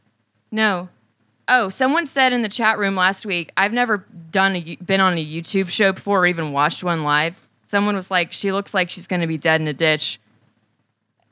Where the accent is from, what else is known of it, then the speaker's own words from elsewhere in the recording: Georgia, United States; moved away as an adult; also born or lived in California; I'm from Georgia. I went to the University of Georgia.